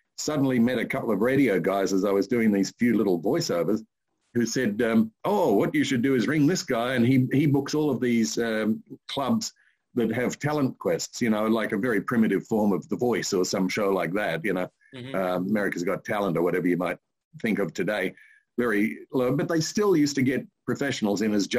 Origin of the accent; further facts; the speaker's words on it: Sydney, New South Wales, Australia; in Sydney on the East Coast.